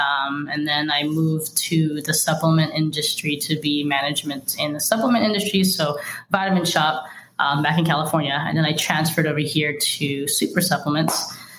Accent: Philippines; I'm Filipino, so I have a palette of like, I want to use a lot of Filipino ingredients to introduce to, you know, the markets

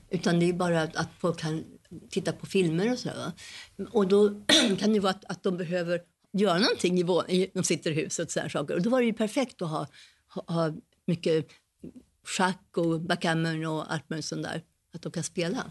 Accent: Sweden; moved away; jag är svensk

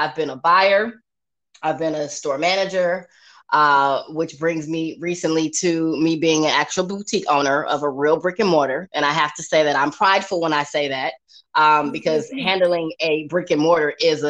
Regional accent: Inglewood, California, United States; moved away as an adult; now in Atlanta, United States; I am originally from Los Angeles, California, Inglewood to be exact. I have been in Atlanta since 2006.

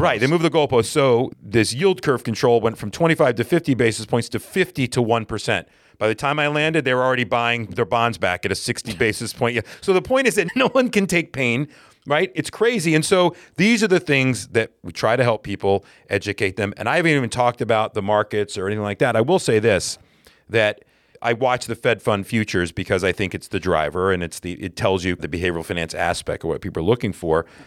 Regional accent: the South, United States; now in New York, United States; we're both from the South originally

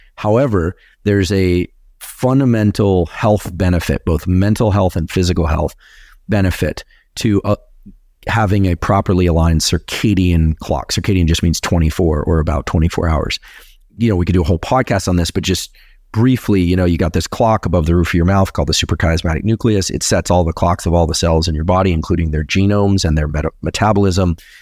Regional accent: Silicon Valley, California, United States; I'm from Silicon Valley

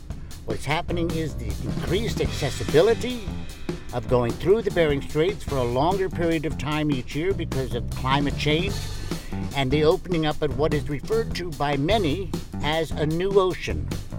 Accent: New York City, New York, United States; now in Nome, United States; And I'm a New Yorker, you know.

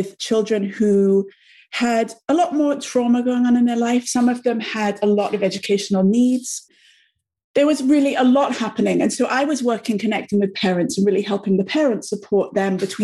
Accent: England, United Kingdom; moved away as an adult; also born or lived in New York; my background is I'm from England, as you may be able to hear, although I lived in New York for many, many, many years, about 12 years

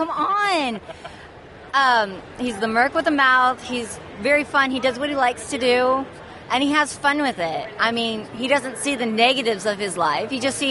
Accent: Arkansas, United States; I'm from Arkansas.

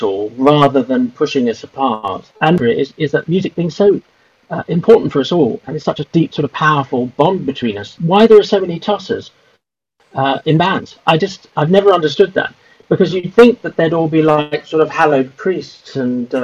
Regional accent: Whitton, London, United Kingdom; I lived with my parents until I was about 17 or 18 at their house, which was 2 miles from Heathrow Airport

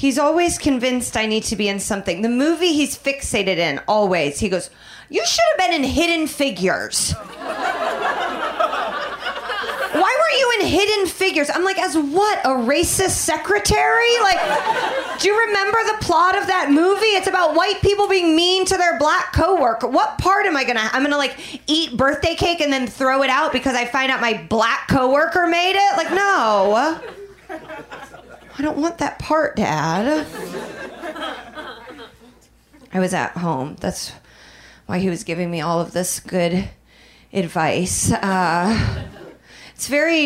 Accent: Indiana, United States; moved away; also born or lived in Chicago; I'm from Indiana.

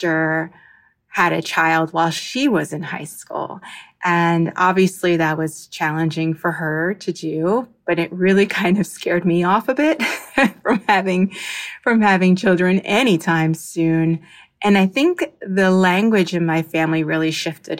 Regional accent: New Jersey, United States; now in Miami, United States

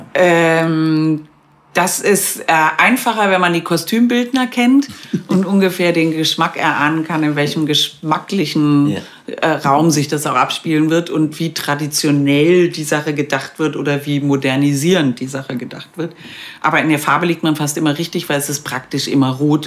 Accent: West Germany, Germany; now in Vienna, Austria; für mich dann irgendwie die Heimat Westdeutschland aus den 70er Jahren

